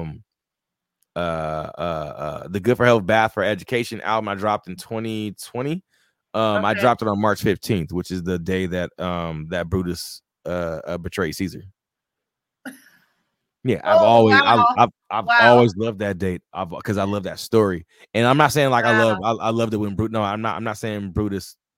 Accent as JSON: {"language": "English", "town": "Rialto", "region": "California", "country": "United States", "tie": "born or raised there", "also_born_or_lived": "South Central, Los Angeles, California", "said": "I'm from the West Coast. I'm from Rialto, California"}